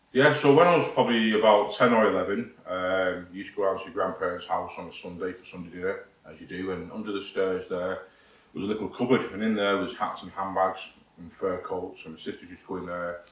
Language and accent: English; St Helens, North West England, United Kingdom; accent: northern; also born or lived in Warminster; I need to go back home to my, to my hometown. That's where I'm from